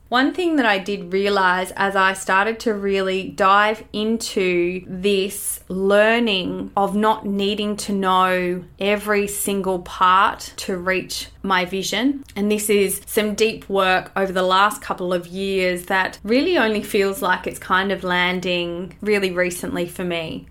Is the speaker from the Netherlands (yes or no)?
no; Australia; born or raised there